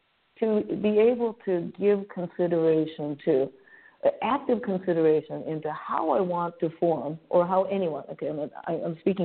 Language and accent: English; Japan; now in San Francisco, United States; San Francisco is my home, sure, but I was born and raised in Japan.